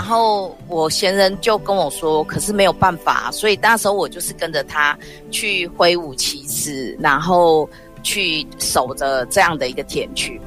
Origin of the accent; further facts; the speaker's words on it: Taichung, Taiwan; moved away as an adult; now in Tainan, Taiwan; 我是台中人，我那时候有加入台湾省野鸟协会，现在改名台湾野鸟协会